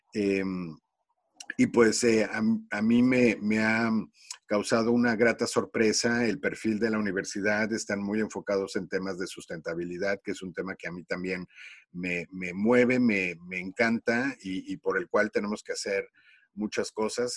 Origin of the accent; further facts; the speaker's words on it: Mexico City, Mexico; yo soy de la Ciudad de México